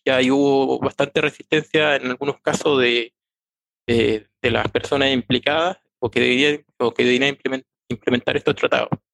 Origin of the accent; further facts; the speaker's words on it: Chile; Ya soy chileno, tengo 46 años